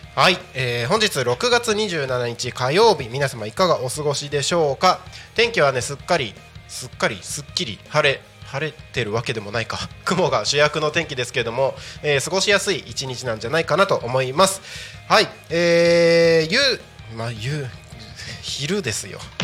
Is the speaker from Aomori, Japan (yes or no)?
yes; Takko, Aomori, Japan; 僕、田舎 青森県の田子町ですけど